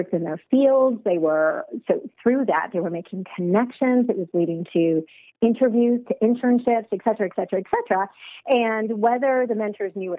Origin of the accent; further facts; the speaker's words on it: Toronto, Ontario, Canada; also born or lived in United Kingdom; I'm born and raised in Toronto, but for school, I went to the UK